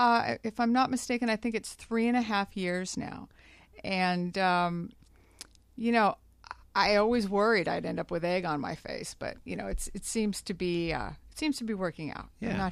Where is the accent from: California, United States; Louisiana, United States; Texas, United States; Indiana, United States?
California, United States; Glendale; also born or lived in Burbank; I'm a native Southern Californian. I was born and raised in Glendale and didn't really get too far. I'm right here in Burbank, right next door to Glendale. So I'm 42 years old.